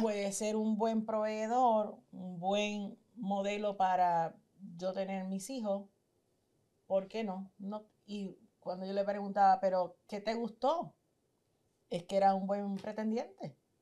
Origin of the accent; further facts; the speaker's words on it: Puerto Rico; nosotros que estamos en Puerto Rico, somos latinos, somos boricuas